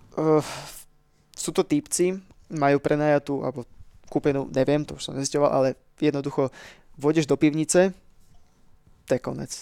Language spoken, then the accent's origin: Slovak; Slovakia; sme Slováci